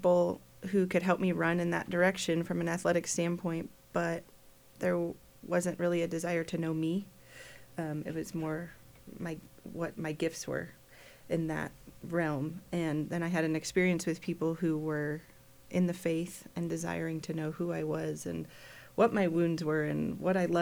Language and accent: English; Chicago, Illinois, United States; moved away as an adult; also born or lived in Kansas; I grew up in Chicago, so coming to Kansas was a big eye-opener